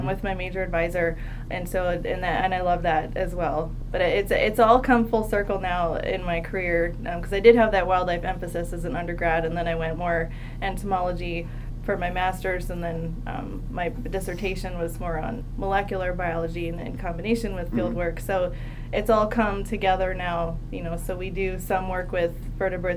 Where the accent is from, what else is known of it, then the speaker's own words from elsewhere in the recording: Delaware, United States; I grew up in Delaware, and so I ended up at the University of Delaware